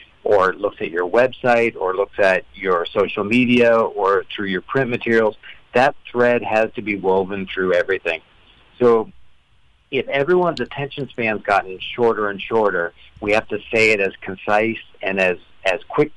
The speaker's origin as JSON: {"language": "English", "country": "Canada", "accent": "Canadian", "said": "I am Canadian"}